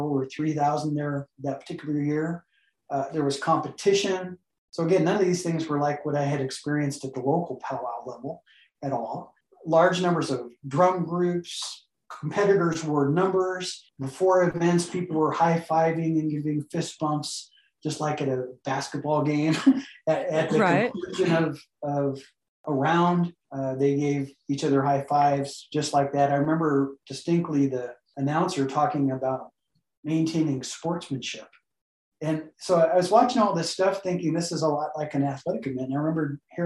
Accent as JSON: {"language": "English", "region": "Southern California", "country": "United States", "tie": "born or raised there", "also_born_or_lived": "Navajo Reservation", "moved": "as an adult", "said": "I grew up in Southern California"}